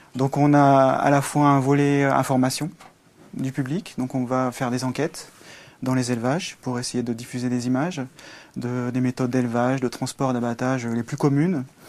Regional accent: Velay, Haute-Loire, Auvergne-Rhône-Alpes, France; je suis euh, un campagnard. je suis né en Auvergne, ou puis en Velay, dans le 43.

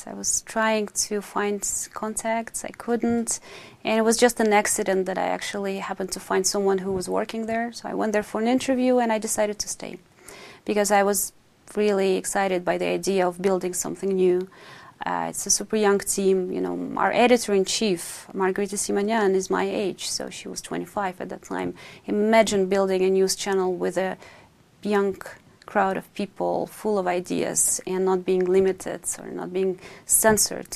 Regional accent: Moscow, Russia; English is a second language; moved away as an adult; also born or lived in Kazan, Russia / Berlin, Germany; now in Paris, France; I only lived up until I was four years old, and then we moved back to Moscow.

